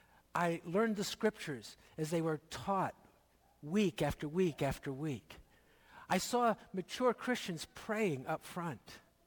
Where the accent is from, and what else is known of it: Philadelphia, Pennsylvania, United States; born or raised there; also born or lived in Hamilton, Ontario, Canada / Dundas, Ontario, Canada